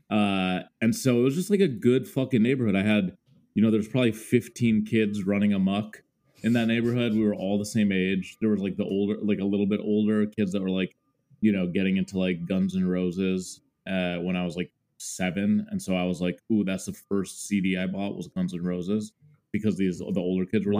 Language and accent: English; Mendota Heights, Minnesota, United States; moved away as an adult; now in New York, United States; So I grew up in Minnesota. I spent pretty much 25 years uh, of my life there, aka my childhood and adolescence